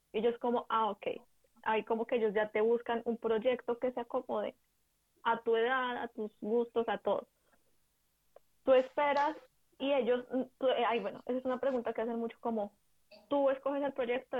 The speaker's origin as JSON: {"language": "Spanish", "region": "Bogotá", "country": "Colombia", "also_born_or_lived": "Ubaté", "moved": "as an adult", "lives_now": "Germany", "said": "soy colombiana, vivo en Bogotá, pero toda mi familia es de Ubaté, entonces estaba entre Ubaté y Bogotá"}